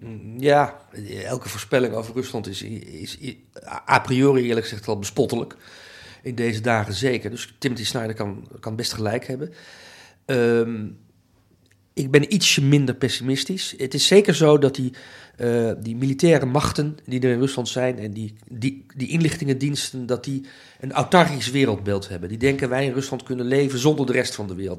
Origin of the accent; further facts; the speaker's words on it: Netherlands; also born or lived in Amsterdam; ik ben Nederlander, ik voel me ook een Nederlandse patriot.